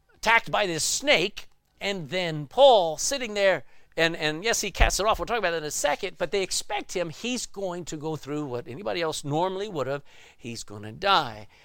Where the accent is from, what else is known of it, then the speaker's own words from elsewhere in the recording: Texas, United States; I grew up in Texas